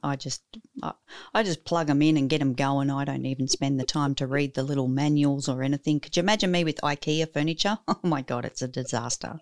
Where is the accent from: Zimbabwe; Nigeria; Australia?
Australia; I'm probably not as Aussie as many others are